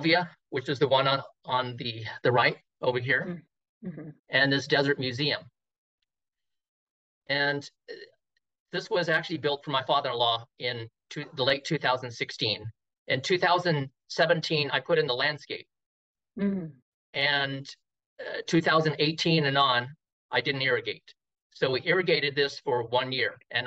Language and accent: English; California, United States; also born or lived in Hawaii; I was born in Hawaii and I was a transplant from Hawaii, but I was brought in when I was a baby, so I'm pretty much born in California